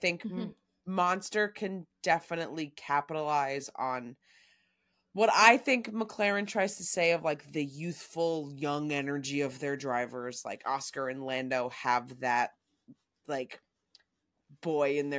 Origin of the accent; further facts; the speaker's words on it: United States; as an American